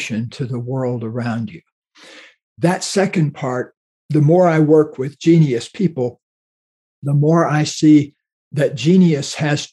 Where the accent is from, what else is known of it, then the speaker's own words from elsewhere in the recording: Florida, United States; where I grew up in Florida